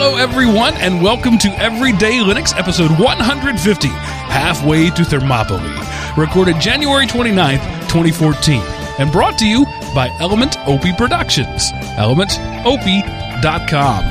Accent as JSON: {"language": "English", "area": "forty miles from Paris", "region": "Texas", "country": "United States", "tie": "born or raised there", "said": "I grew up forty miles from Paris, Texas"}